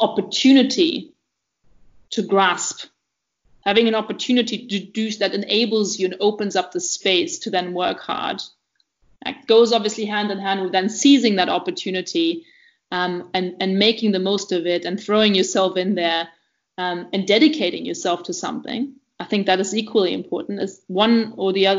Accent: East Germany, Germany; moved away; also born or lived in Oxford; I grew up in East Germany of a family of a German dad and a Belarusian mother

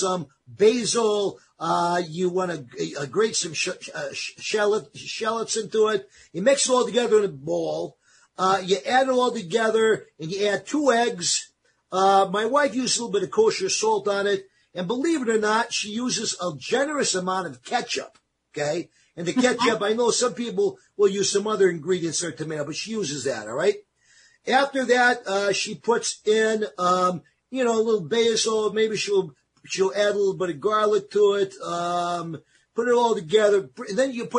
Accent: East Coast, United States; moved away; where I grew up back on the East Coast

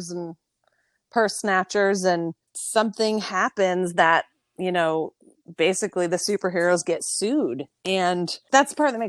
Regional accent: San Diego, California, United States; now in Austin, United States; We are from San Diego. We grew up going to Disneyland

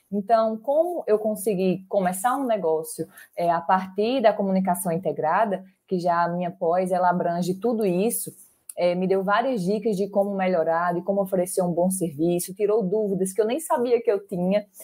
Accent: Barra de Santa Rosa, Paraíba, Brazil; sou do interior da Paraíba, de Barra de Santa Rosa

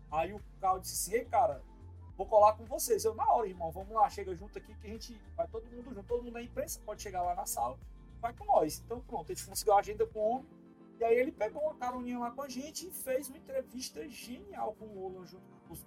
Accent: Ceará, Brazil; Aí eu, ô oh, cara, prazer dizer que eu sou cearense, cabeça chata lá do Ceará.

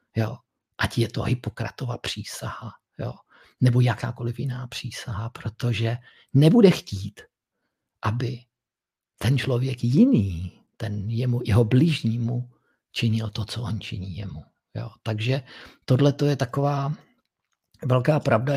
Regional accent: Moravia, Czechia; u nás na Moravě

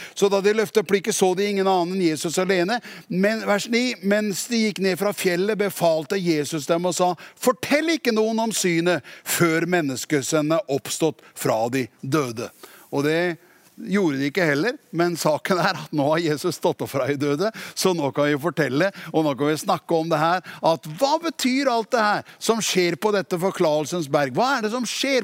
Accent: Tune, Østfold, Norway; jeg er fra Tune

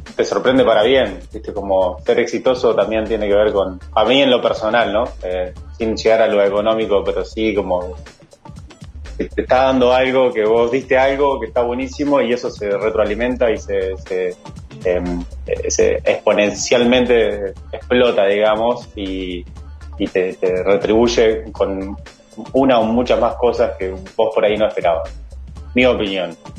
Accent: Nueva Helvecia, Colonia, Uruguay; also born or lived in Rosario; Yo soy de Nueva Albesia

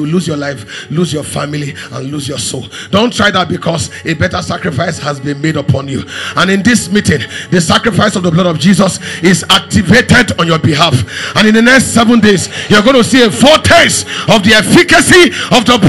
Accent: Makurdi, Benue, Nigeria; moved away; I grew up in Makurdi. I spent 30 years in Makurdi.

